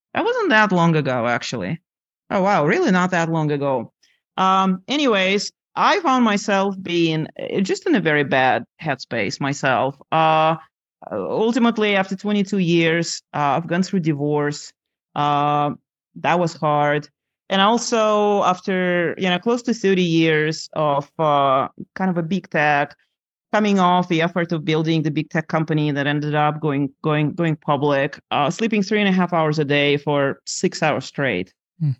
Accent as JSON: {"language": "English", "country": "Lithuania", "tie": "born or raised there", "moved": "yes", "said": "I grew up in Lithuania on the shores of uh, Baltic Sea, very pretty country"}